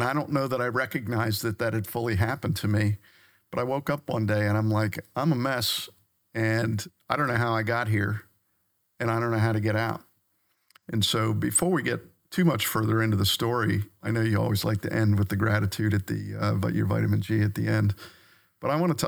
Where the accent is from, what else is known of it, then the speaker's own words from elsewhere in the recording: Maryland, United States; Yeah, so I grew up on the Eastern Shore of Maryland on the Chesapeake Bay. And so I grew up around the water my whole life.